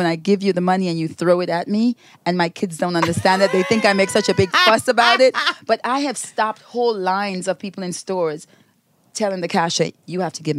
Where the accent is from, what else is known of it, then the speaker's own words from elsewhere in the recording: Grenada; now in United States; When I was growing up in Grenada, I never heard the words, the N-word